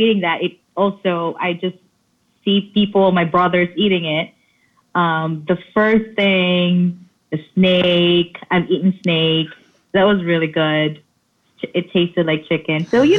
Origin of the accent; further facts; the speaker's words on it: Philippines; moved away as an adult; also born or lived in New York City; I was born and raised in Philippines and I moved to New York City when I was 20